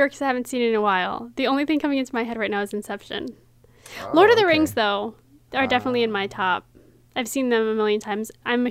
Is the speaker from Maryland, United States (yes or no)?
yes; Frederick, Maryland, United States; I was born here.